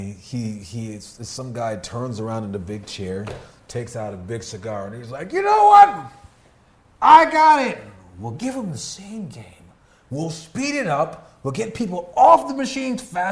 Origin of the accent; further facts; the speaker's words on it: United States; I'm American